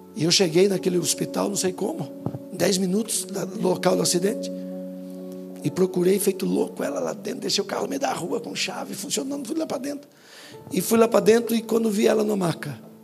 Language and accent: Portuguese; Itapetininga, São Paulo, Brazil; moved away; lá na minha cidade, de Itapetininga